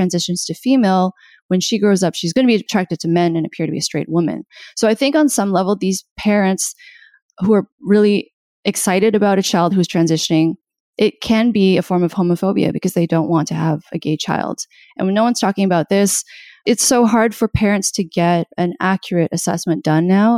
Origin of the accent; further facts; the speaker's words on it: Canada; I'm Canadian.